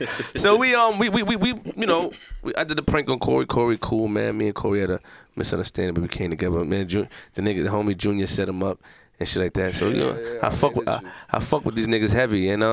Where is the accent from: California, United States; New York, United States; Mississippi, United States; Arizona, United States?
New York, United States; Queens; But, you know, I hear you. I'm from Queens, though.